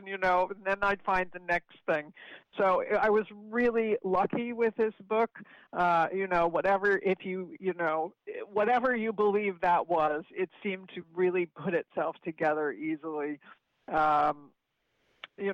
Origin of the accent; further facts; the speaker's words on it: Chatham, New Jersey, United States; also born or lived in Palo Alto, California; I was born in California, in Palo Alto, and I was raised in Chatham, New Jersey, where I still live.